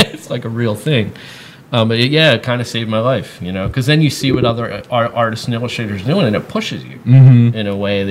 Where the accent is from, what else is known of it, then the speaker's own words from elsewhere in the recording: Philadelphia, Pennsylvania, United States; now in Massachusetts, United States; that's the way we are in Philadelphia.